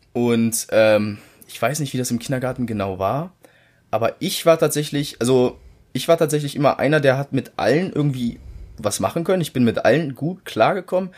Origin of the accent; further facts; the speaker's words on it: Germany; seit 19, 18 Jahren bin ich hier in Deutschland aufgewachsen